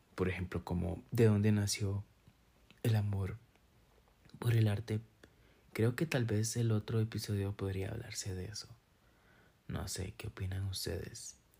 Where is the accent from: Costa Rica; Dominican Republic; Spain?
Costa Rica; San Carlos, Alajuela; now in Monteverde, Costa Rica; soy de San Carlos, Costa Rica.